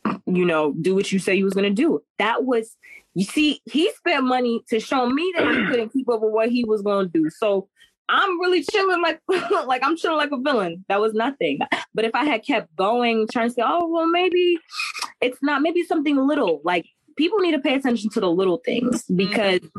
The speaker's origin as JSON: {"language": "English", "country": "Jamaica", "said": "I'm Jamaican"}